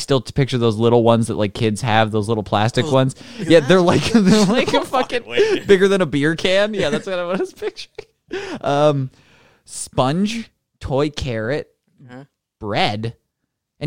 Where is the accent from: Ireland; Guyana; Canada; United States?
Canada; I'm extra Canadian